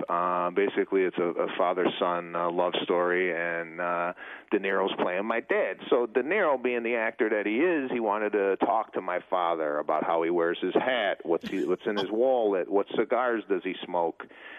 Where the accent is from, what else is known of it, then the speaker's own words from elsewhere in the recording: Chicago, Illinois, United States; now in Los Angeles, United States; when I came out here from Chicago in 1998, I knew nobody, not one soul. My my sister and I took my Plymouth 1991 Laser and drove from Arlington Heights to L.A., and then I flew her back to Chicago